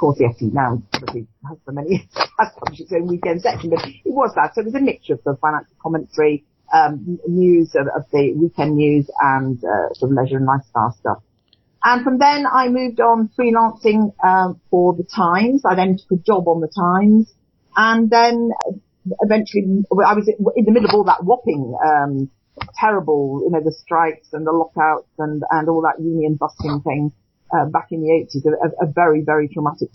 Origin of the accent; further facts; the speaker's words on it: Cheshire, North West England, United Kingdom; moved away as an adult; also born or lived in London; I'm from Cheshire originally, which is where I've come back to, having been in London and the South East for most of my working life. My neighbour was a guardian, was an editor of The Guardian when I was a child